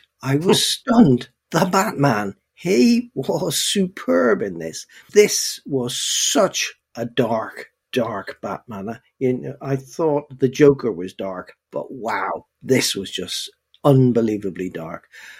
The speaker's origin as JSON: {"language": "English", "town": "Belfast", "region": "Northern Ireland", "country": "United Kingdom", "tie": "born or raised there", "said": "It just reminded me so much of my youth, not so much growing up in Belfast and the tanks outside the front door and that sort of thing, because I'm a bit outside of all"}